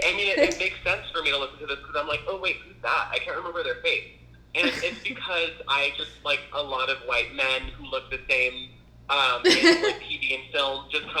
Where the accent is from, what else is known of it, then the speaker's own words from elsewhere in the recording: Zapata, Texas, United States; moved away as an adult; now in Los Angeles, United States; And I'm from Texas. I'm from Zapata, Texas, a little town, a beautiful little town on the border between Texas and Mexico.